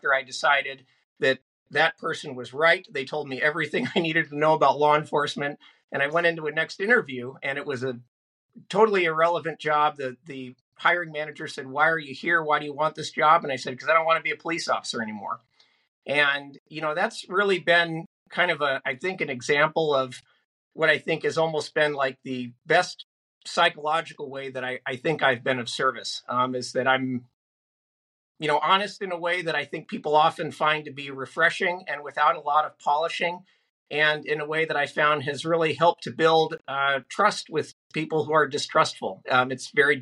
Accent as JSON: {"language": "English", "region": "Northern California", "country": "United States", "tie": "born or raised there", "said": "I grew up in Northern California."}